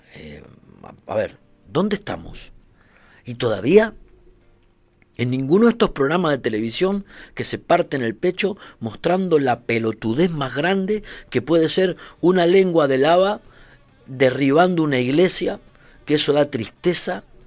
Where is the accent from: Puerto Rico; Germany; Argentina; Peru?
Argentina; moved away as an adult; now in Canary Islands, Spain; cuando Argentina era un puto desastre